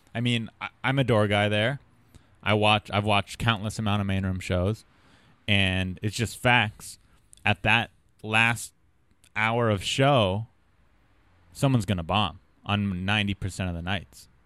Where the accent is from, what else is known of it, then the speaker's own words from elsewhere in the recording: San Diego, California, United States; I grew up in San Diego